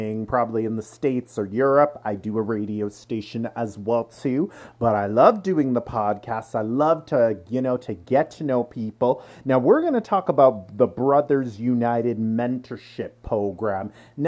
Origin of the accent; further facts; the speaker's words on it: Durham Region, Ontario, Canada; also born or lived in Pickering, Ontario / Ajax, Ontario; I grew up in Durham region myself, too. I went to school up there. I grew up in Pickering. I grew up in Ajax.